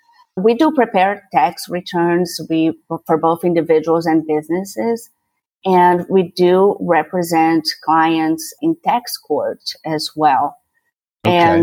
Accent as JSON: {"language": "English", "country": "Brazil", "also_born_or_lived": "Hong Kong / Paris / Santiago", "first_language": "Portuguese", "second_language": "English", "moved": "yes", "lives_now": "Houston, United States", "said": "No, I've been here 20-somewhat years, but I'm originally from Brazil. So my first language is Portuguese."}